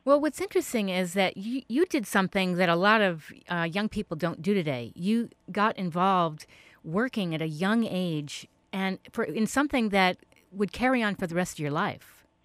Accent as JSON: {"language": "English", "region": "East Coast", "country": "United States", "moved": "yes", "lives_now": "California, United States", "said": "I'm from the East Coast"}